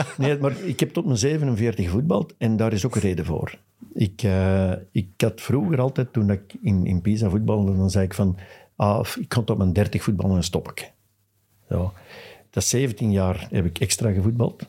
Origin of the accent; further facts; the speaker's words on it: Westmalle, Flanders, Belgium; Ik ben van Westmalle